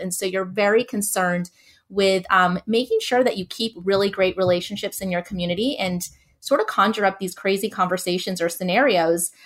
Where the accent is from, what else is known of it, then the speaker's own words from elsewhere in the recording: Southern California, United States; also born or lived in Northeast United States; now in Northeast, United States; I live now in the Northeast, and I'm originally from Southern California